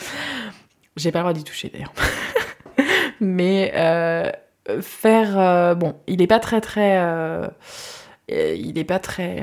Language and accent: French; Guérande, Pays de la Loire, France; moved away; also born or lived in Sweden / La Baule area; j'ai grandi moi à Guérande